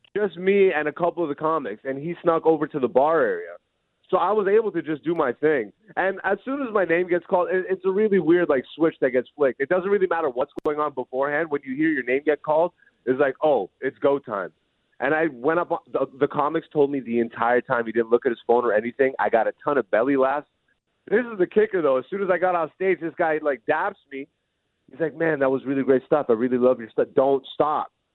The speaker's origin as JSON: {"language": "English", "country": "Greece", "tie": "born or raised there", "also_born_or_lived": "Hamilton, Canada", "moved": "yes", "lives_now": "Canada"}